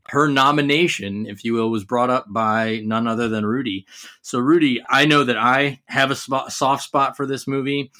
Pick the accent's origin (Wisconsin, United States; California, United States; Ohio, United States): Ohio, United States; we're from Ohio